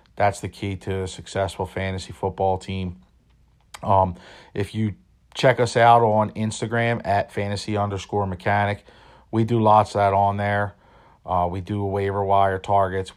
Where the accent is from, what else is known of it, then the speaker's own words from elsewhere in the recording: Philadelphia, Pennsylvania, United States; born and raised in Philadelphia